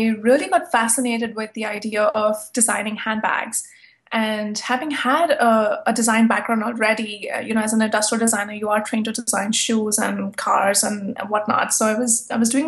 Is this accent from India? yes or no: yes; India; moved away as an adult; also born or lived in New York City; now in New York, United States; when I was growing up in India, and I'm a Hindu and partly Buddhist